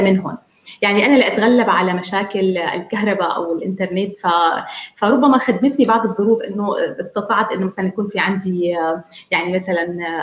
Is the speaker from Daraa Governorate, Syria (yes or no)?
no; Damascus, Damascus Governorate, Syria; من دمشق آه، سوريا